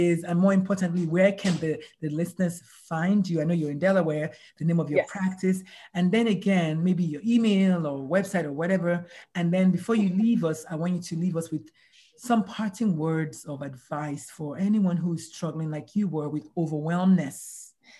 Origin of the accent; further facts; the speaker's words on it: Nigeria; moved away; I'm Nigerian. We were raised by yelling parents, yelling aunties, yelling neighborhood